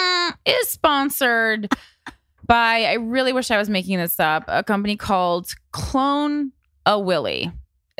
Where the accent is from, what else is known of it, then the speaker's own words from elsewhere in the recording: Union, New Jersey, United States; my hometown of Union, New Jersey